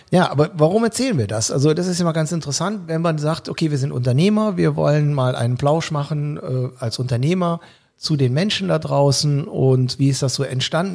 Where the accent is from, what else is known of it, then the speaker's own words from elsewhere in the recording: Cologne, North Rhine-Westphalia, Germany; Somit bin ich Kölner geworden